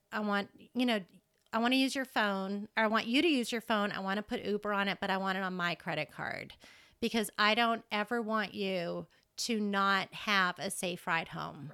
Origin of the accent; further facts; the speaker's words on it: Massachusetts, United States; moved away as an adult; now in Lubbock, United States; I came from Massachusetts. I grew up in Massachusetts